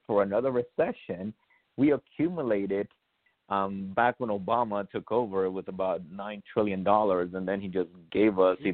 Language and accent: English; New York City, New York, United States; also born or lived in Honduras; I was born in Honduras, and I moved here to the United States. I went to Brooklyn, New York. I grew up in Brooklyn, New York.